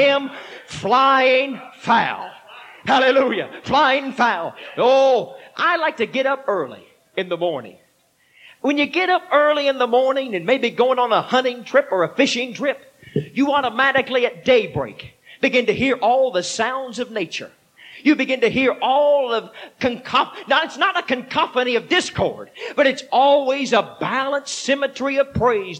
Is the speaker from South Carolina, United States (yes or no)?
no; Texas, United States; moved away; I am originally from Texas